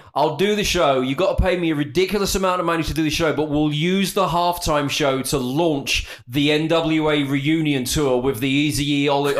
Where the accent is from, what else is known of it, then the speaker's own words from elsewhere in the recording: United Kingdom; as a Brit